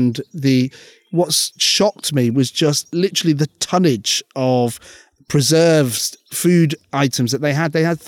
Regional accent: United Arab Emirates; now in United Kingdom; But growing up in the Middle East, it was very different. We used to live, you know, with UAE nationals.

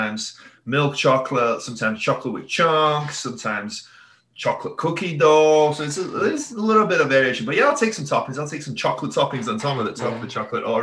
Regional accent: Wales, United Kingdom; moved away; I'm Welsh

